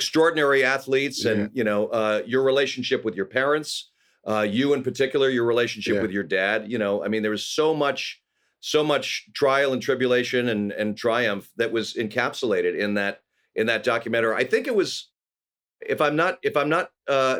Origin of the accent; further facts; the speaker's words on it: Los Angeles, California, United States; I grew up here in Los Angeles. I'm a rare bird. I'm an actual Angeleno